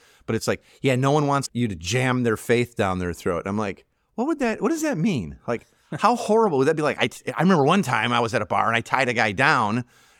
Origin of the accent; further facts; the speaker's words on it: Chicago, Illinois, United States; I'm from Chicago originally, or whatever, you know, pick a team, right?